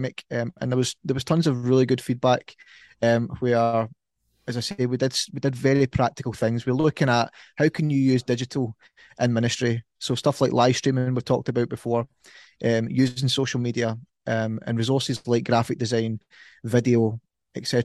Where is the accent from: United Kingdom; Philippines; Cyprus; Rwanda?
United Kingdom; Ayrshire, Scotland; accent: Ayrshire; that's my Ayrshire accent